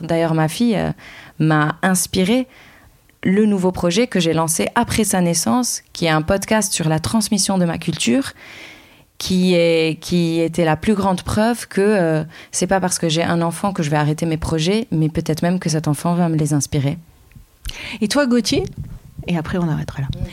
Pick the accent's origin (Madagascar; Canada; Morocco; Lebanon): Lebanon; now in France; je suis libanaise